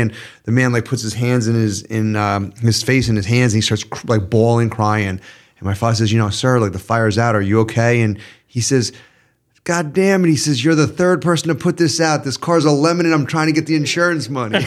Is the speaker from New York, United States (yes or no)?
yes; New York, United States; as a New Yorker